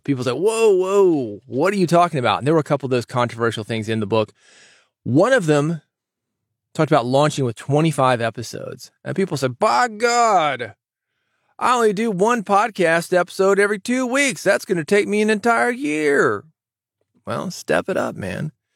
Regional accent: the South, United States; I'm from the South.

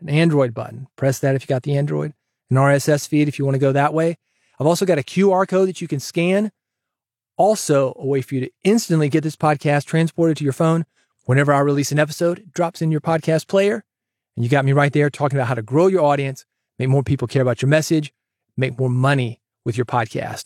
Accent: Nashville, Tennessee, United States; kid growing up in Nashville

